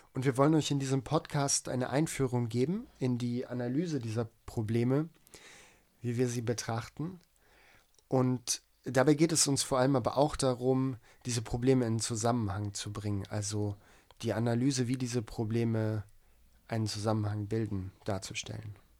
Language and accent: German; East Frisia, Lower Saxony, Germany; ich bin in Ostfriesland aufgewachsen am Meer